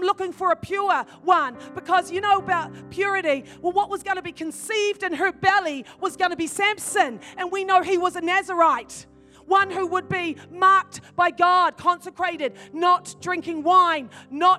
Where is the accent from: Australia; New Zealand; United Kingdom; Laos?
New Zealand; also born or lived in Ireland; I'm from New Zealand